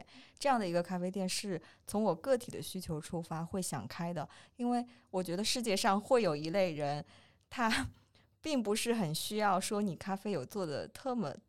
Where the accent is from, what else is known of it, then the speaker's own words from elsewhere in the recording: Wuxi, Jiangsu, China; 我是无锡的话